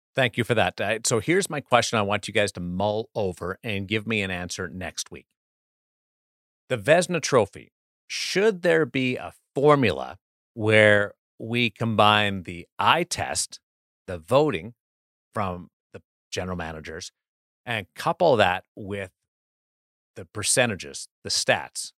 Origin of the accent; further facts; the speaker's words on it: Canada; as a Canadian